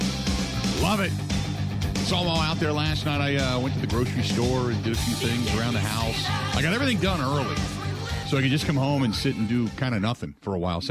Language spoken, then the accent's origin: English; Cincinnati, Ohio, United States; moved away as an adult; now in Wisconsin, United States; when I was living in growing up in Cincinnati